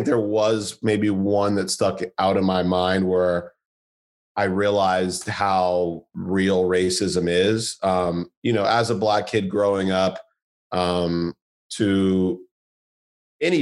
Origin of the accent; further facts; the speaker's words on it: Santa Monica, California, United States; moved away as an adult; also born or lived in Irvine, California; now in New York City, United States; growing up in Santa Monica, you know, this relatively diverse culture, very liberal, very open